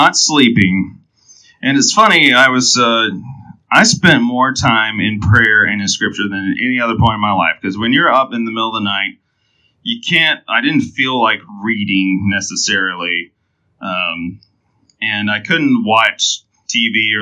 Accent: Enterprise, Alabama, United States; I was born in Enterprise, Alabama

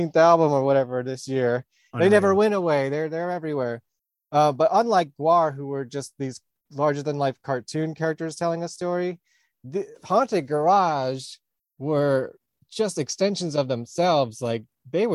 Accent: New York, United States; I'm actually from New York

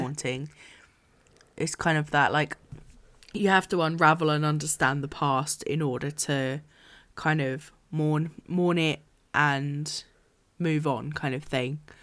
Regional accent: United Kingdom; as a British person

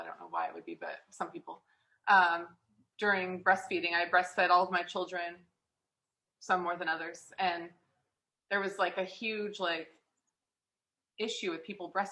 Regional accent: San Diego, California, United States; moved away as an adult; also born or lived in Las Vegas; I am from San Diego, moved to Vegas when I was 19, 18

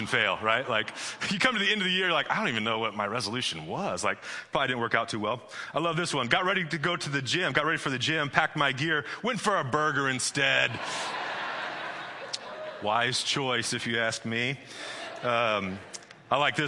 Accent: Midwest, United States; now in California, United States; I'm from the Midwest

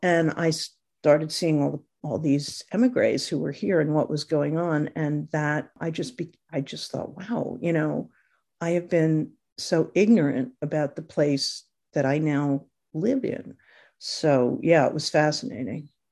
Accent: Connecticut, United States; also born or lived in New York; now in Los Angeles, United States; I wrote about where I grew up in Connecticut, for a long time while I was living in New York

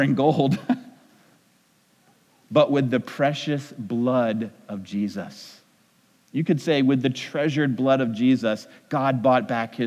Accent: New England, United States; I'm from New England

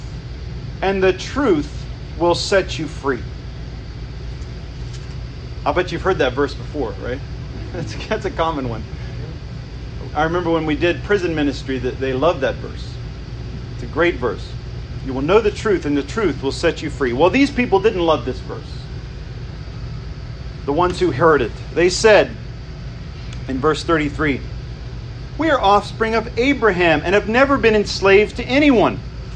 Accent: United States; we experience as American citizens

